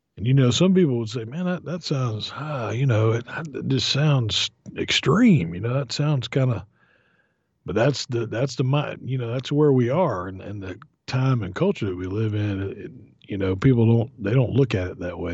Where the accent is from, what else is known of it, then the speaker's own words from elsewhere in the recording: Florida, United States; growing up in Florida